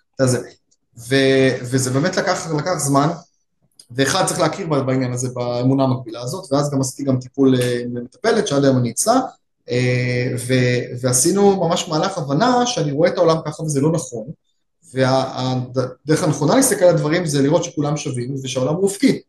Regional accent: Israel; כישראלי וכיהודי

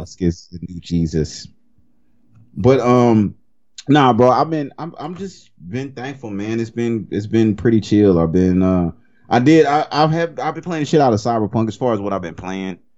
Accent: Cajun, Louisiana, United States; I'm Cajun

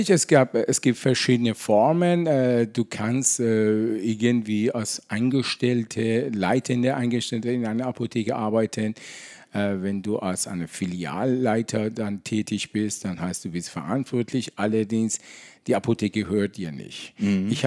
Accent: Iran; now in Germany; Als Iraner war auch damals nicht so einfach

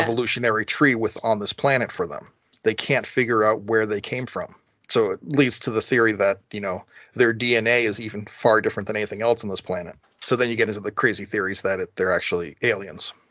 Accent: New England, United States; Growing up in New England

